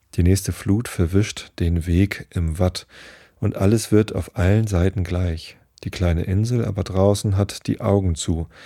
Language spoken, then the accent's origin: German; Northern Germany, Germany; ich bin ja Norddeutscher